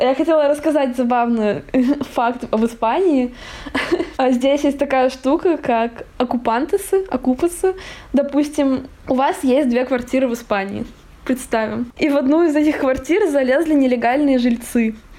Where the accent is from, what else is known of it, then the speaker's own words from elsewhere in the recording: Russia; moved away as an adult; now in Barcelona, Spain; я из России, я тоже из России